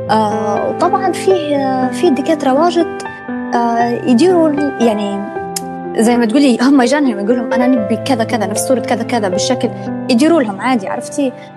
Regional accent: Benghazi, Libya; moved away as an adult; now in Tripoli, Libya; انا اصلا من بنغازي وانا في بنغازي

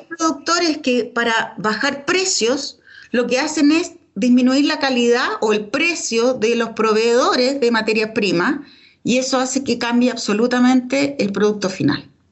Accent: Chile; Nosotros eh, como, chilenos

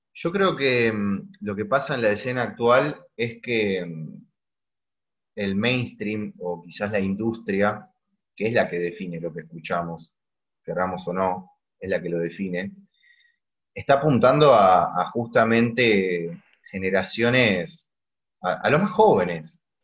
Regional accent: Argentina; siendo argentinos

